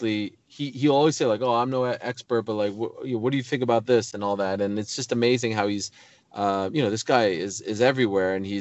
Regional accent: Montreal, Quebec, Canada; now in United States; where I come from, like Montreal, predominantly French speaking, Canada

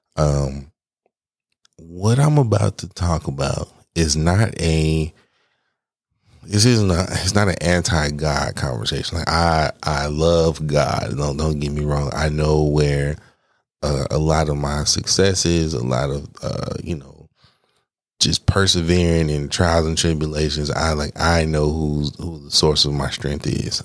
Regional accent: Atlanta, Georgia, United States; now in Arizona, United States; I'm from Atlanta

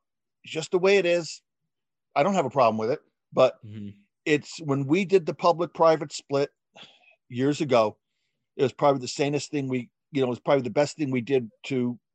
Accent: New Jersey, United States; we're from New Jersey. I went to a private high school.

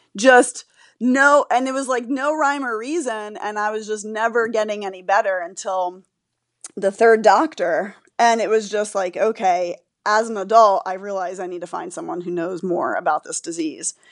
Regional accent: Florida, United States; I grew up in Florida and I was living in Florida

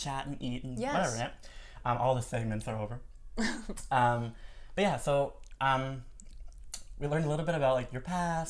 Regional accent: Minnesota, United States; I'm from Minnesota

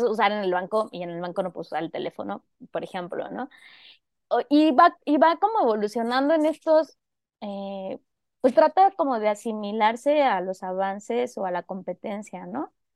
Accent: Zihuatanejo, Guerrero, Mexico; also born or lived in Mexico City; now in Guadalajara, Mexico; yo en realidad soy de Cihuatanejo Guerrero, que Cihuatanejo es un pueblo costero de, Guerrero y allí pasé parte de mi infancia

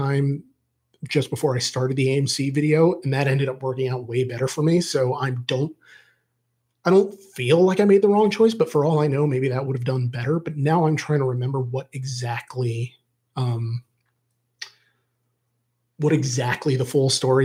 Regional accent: Reading, Pennsylvania, United States; moved away; I love my hometown

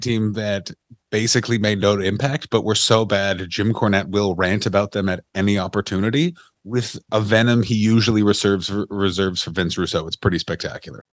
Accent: Canada; I'm Canadian

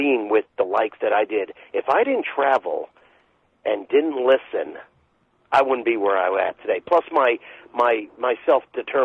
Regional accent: St. Petersburg, Florida, United States; I'm from St. Petersburg, Florida

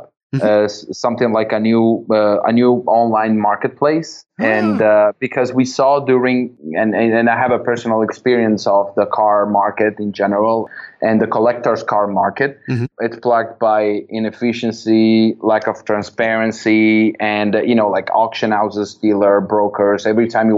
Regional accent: Verona, Veneto, Italy; company where I was born in Verona, in north of Italy

